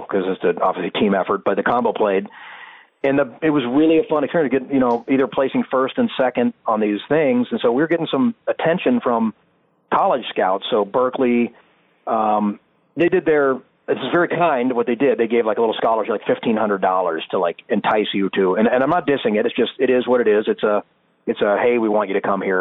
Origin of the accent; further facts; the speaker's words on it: Sacramento, California, United States; moved away as an adult; also born or lived in Boston; I grew up in Sacramento